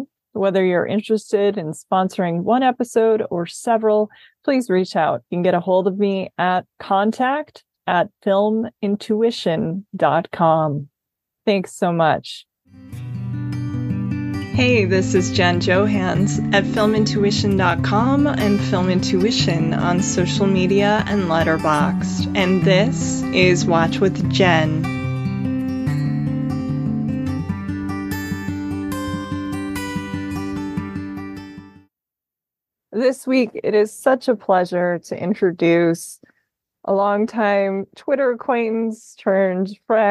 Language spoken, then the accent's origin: English; Midwest, United States; now in Scottsdale, United States; I'm from the Midwest too